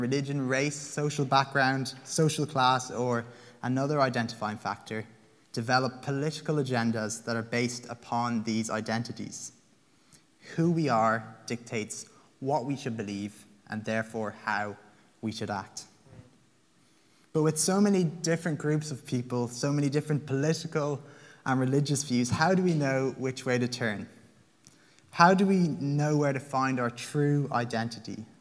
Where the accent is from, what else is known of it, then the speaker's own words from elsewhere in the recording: Limerick, Munster, Ireland; now in Dublin, Ireland; I am Irish. I'm a Limerick man